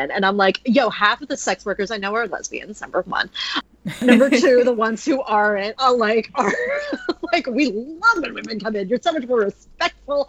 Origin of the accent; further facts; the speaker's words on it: United States; I'm American